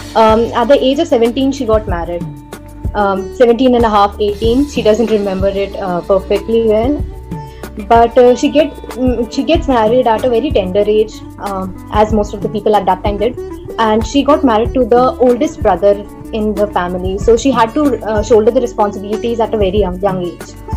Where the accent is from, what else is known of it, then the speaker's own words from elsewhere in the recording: Mount Abu, Rajasthan, India; also born or lived in Udaipur; I'm basically from Mount Abu in Rajasthan